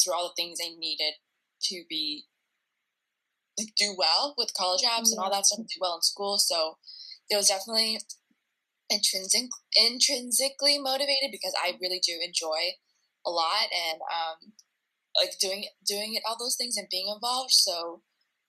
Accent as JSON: {"language": "English", "country": "United States", "tie": "born or raised there", "said": "I was the first one to be born here citizen"}